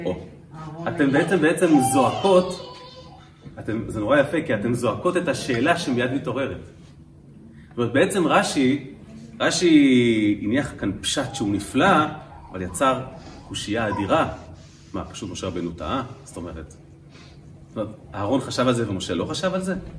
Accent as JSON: {"language": "Hebrew", "town": "Kfar Chabad", "region": "Central District", "country": "Israel", "tie": "born or raised there", "said": "בכפר חב\"ד, שם גדלתי בילדותי"}